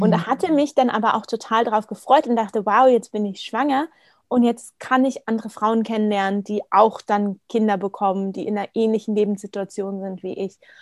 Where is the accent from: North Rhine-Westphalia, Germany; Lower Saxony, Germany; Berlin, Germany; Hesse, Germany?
Berlin, Germany; moved away as an adult; now in Vienna, Austria; gebürtige Berlinerin, wohne jetzt aber seit ähm, gut zwei Jahren mit meinem Partner in Wien